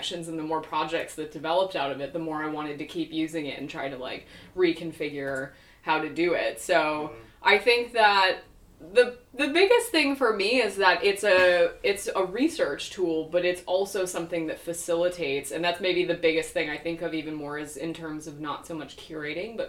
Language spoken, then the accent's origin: English; Wisconsin, United States; also born or lived in Oregon; I'm way out there in like the middle of nowhere, and I grew up there mostly as a kid